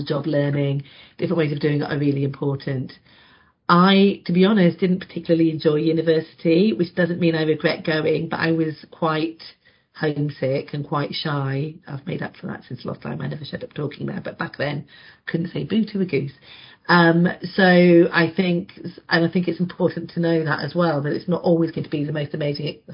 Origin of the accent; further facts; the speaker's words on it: Carlisle, North West England, United Kingdom; moved away as an adult; I grew up in Carlisle, so very north